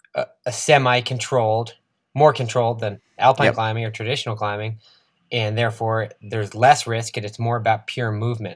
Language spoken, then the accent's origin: English; East Coast, United States; You're growing up in the East Coast, not a mountain athlete.